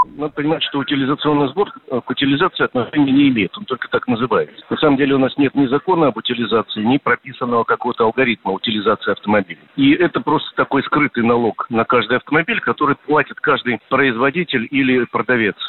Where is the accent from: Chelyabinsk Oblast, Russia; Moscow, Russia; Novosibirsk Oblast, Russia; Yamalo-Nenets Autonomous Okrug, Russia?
Moscow, Russia; мы москвичи